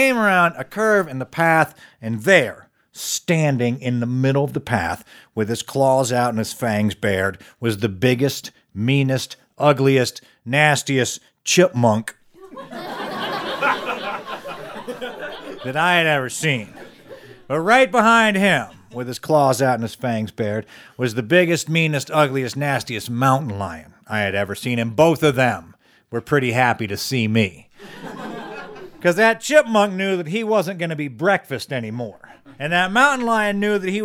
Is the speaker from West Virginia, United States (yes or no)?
yes; Charleston, West Virginia, United States; I am from Charleston, West Virginia